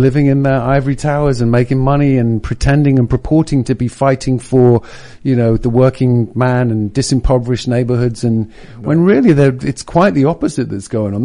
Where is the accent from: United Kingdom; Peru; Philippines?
United Kingdom; England; now in United States; I come from England